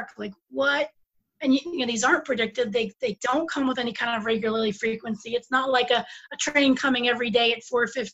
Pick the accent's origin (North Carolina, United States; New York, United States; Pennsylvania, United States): Pennsylvania, United States; moved away; I'm originally from Pennsylvania.